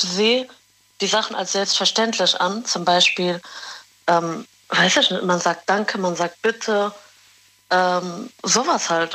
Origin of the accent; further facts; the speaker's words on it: Morocco; Ich bin Marokkanerin.